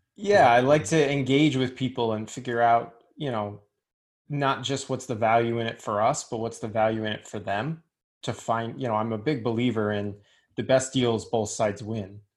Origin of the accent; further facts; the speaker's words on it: Richmond, Virginia, United States; moved away; I'm from Richmond.